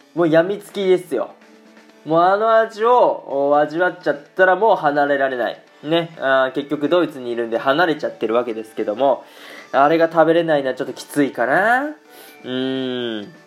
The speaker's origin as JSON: {"language": "Japanese", "region": "Aichi", "country": "Japan", "tie": "born or raised there", "moved": "as an adult", "lives_now": "Germany", "said": "僕愛知県出身なんですけどもうね子供の時から赤味噌のねお味噌汁赤だしをね"}